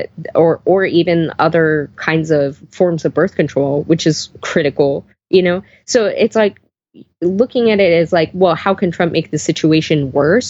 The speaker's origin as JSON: {"language": "English", "region": "Texas", "country": "United States", "said": "I am from Texas. Like, I'm genuinely from Texas."}